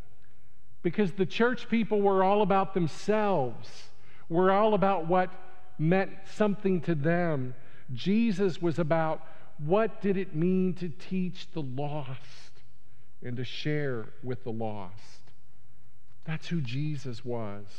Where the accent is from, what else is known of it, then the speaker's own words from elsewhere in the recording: United States; being an American